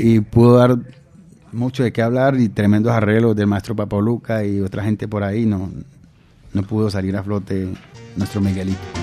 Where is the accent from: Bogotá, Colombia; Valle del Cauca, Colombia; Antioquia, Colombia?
Valle del Cauca, Colombia; Cali; Tengo mucha familia en Tumaco, pero soy caleño